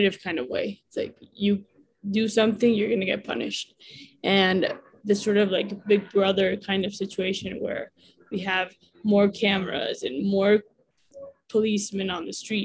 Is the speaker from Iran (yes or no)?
no; Mexico; also born or lived in United States; A U.S. Mexican